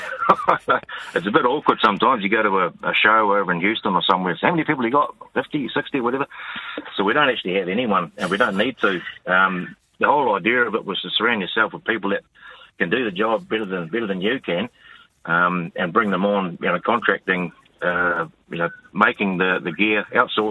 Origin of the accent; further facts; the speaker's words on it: New Zealand; on a dairy farm.